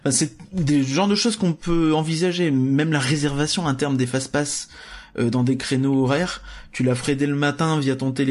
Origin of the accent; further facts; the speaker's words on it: Hauts-de-France, France; on vient du Nord